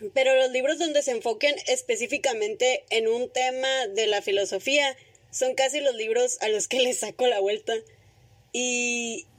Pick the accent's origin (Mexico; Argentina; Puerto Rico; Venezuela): Mexico; northern Mexico; para los que no son del norte, aquí comemos carne asada con cualquier excusa